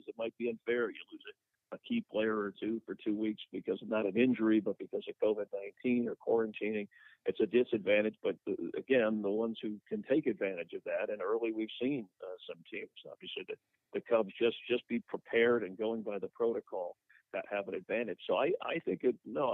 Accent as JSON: {"language": "English", "region": "South Florida", "country": "United States", "tie": "born or raised there", "said": "I grew up in South Florida"}